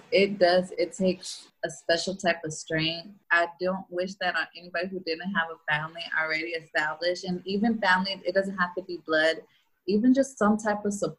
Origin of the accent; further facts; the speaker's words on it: Houston, Texas, United States; being Mexican Americans here in Houston